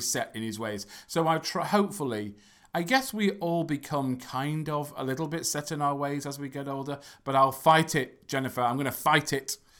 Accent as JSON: {"language": "English", "region": "England", "country": "United Kingdom", "said": "from England"}